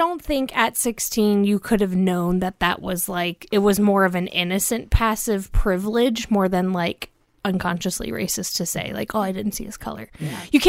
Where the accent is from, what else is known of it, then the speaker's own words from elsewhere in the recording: Cincinnati, Ohio, United States; But I also grew up in Cincinnati, Ohio.